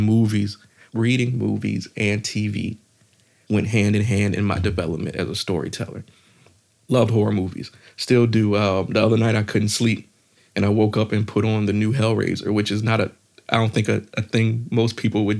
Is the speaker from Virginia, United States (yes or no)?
yes; Virginia, United States; I'm from Virginia.